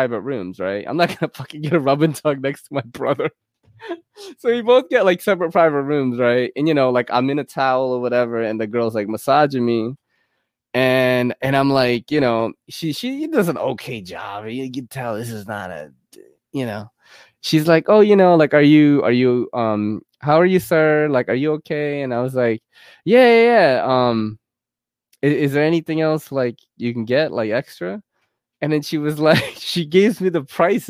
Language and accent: English; United States; I'm from America